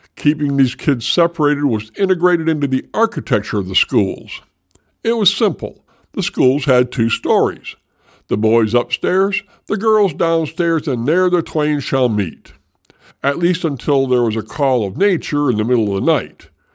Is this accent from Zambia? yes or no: no; Michigan, United States; those of us growing up in Michigan